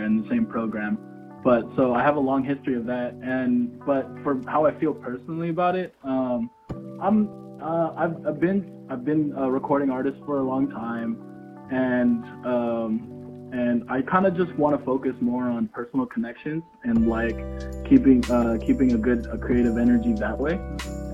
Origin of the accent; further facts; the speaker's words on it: Vallejo, California, United States; now in San Francisco, United States; I'm from Vallejo, California. I live in San Francisco currently